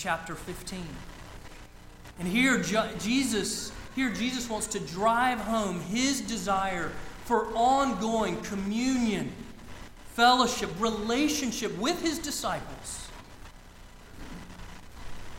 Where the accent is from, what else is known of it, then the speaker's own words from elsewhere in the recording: Lake Lanier, northeast Georgia, United States; So I grew up on Lake Lanier in northeast Georgia. It's about an hour north of Atlanta